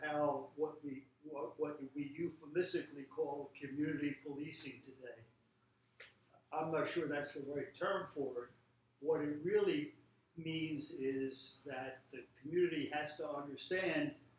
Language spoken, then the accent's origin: English; Philadelphia, Pennsylvania, United States; be born and raised in Philadelphia.